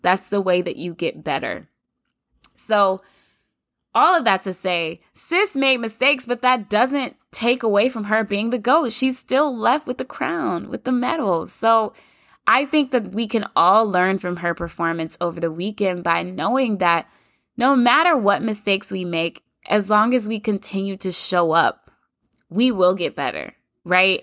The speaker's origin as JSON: {"language": "English", "region": "Kentucky", "country": "United States", "said": "I'm from Kentucky"}